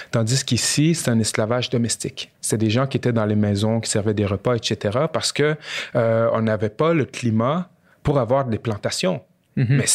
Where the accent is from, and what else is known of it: Quebec, Canada